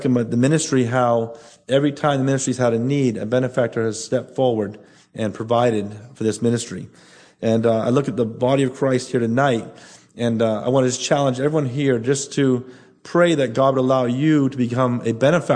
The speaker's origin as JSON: {"language": "English", "country": "Bahamas", "said": "Nassau alone, 60% of our population is under 25"}